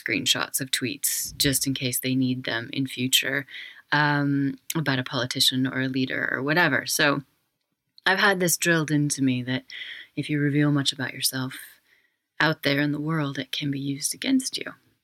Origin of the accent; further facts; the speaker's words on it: Wyoming, United States; I'm from Wyoming, and my family were pioneers there.